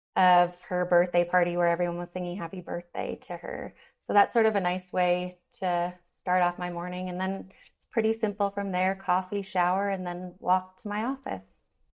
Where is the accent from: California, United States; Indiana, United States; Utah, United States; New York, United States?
New York, United States; now in Denver, United States; I'm originally from New York and now I live in Denver, Colorado.